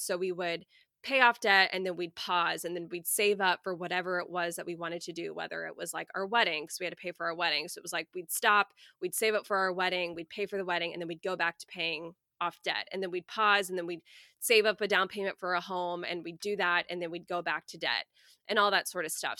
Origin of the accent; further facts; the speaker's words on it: Coppell, Texas, United States; moved away as an adult; now in Houston, United States; I grew up in a suburb of Dallas called Cowpell